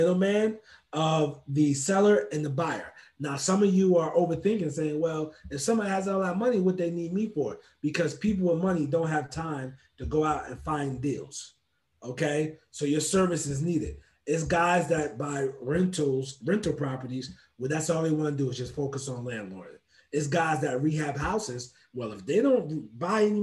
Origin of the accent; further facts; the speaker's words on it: New Jersey, United States; moved away; born and raised in New Jersey